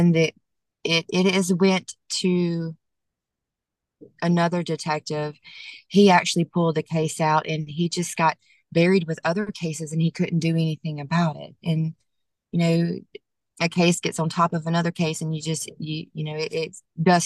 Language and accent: English; Monroe, Louisiana, United States; still in my hometown